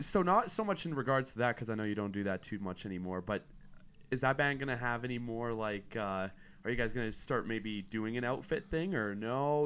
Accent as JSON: {"language": "English", "area": "near Tofield", "region": "Alberta", "country": "Canada", "tie": "born or raised there", "said": "near my hometown, like, near Tofield"}